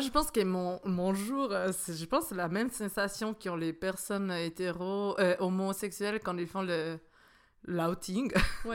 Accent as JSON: {"language": "French", "country": "Italy", "moved": "yes", "lives_now": "Switzerland", "said": "je suis italienne"}